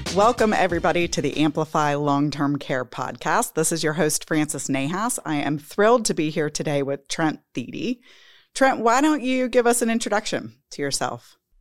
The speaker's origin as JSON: {"language": "English", "region": "Texas", "country": "United States", "said": "as a Texan"}